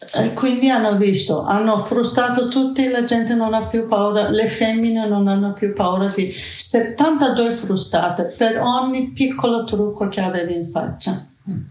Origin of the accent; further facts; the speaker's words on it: Iran; Italian is a second language; moved away as an adult; now in Bologna, Italy; io quando vado giù in Persia